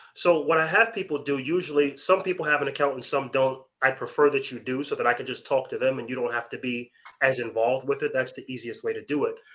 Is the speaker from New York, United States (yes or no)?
yes; Long Island, New York, United States; moved away; Originally from Long Island, New York.